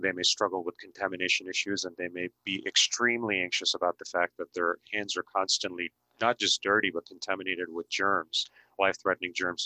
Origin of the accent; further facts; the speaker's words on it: Mumbai, Maharashtra, India; moved away; I was born and raised in India, and I grew up in the city of busy city of Mumbai